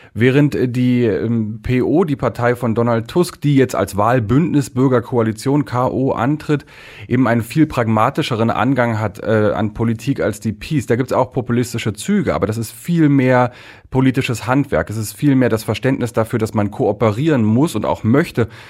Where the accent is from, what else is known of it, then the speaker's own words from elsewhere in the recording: Germany; now in Poland; ich bin ein Deutscher, ich bin ein deutscher Journalist, Vertreter der ARD hier in Polen